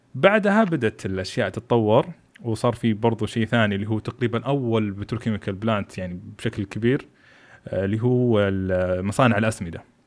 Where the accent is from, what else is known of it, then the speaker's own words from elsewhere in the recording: Saudi Arabia; أنا سعودي خريج البترول